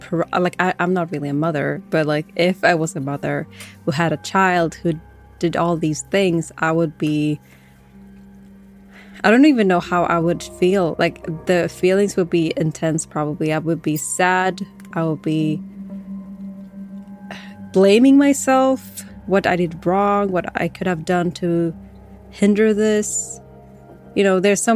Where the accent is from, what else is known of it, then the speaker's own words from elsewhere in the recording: Sweden; But as I am a Swedish, I was born in Sweden